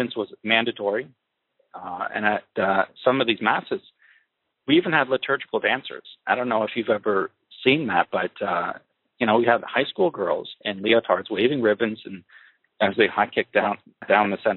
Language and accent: English; Kitchener, Ontario, Canada; I was born and raised in Kitchener, Ontario, Canada, in 1979